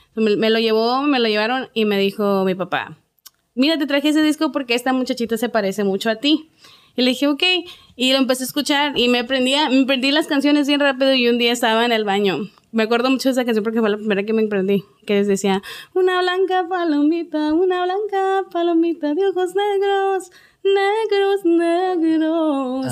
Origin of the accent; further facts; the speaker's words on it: Ciudad Juárez, Chihuahua, Mexico; soy de Ciudad Juárez, Chihuahua